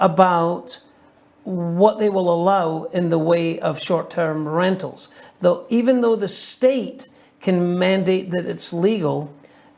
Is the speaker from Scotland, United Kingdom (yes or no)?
yes; Scotland, United Kingdom; moved away as an adult; now in Las Vegas, United States